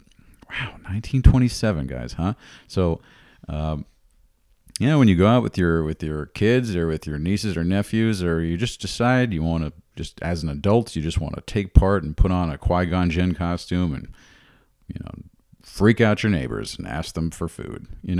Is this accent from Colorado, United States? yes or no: no; New York, United States; I don't have any experience with that here where I grew up in the New York region